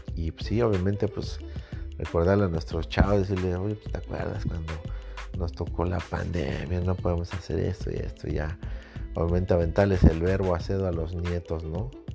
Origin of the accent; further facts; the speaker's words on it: Mexico; México, en mi país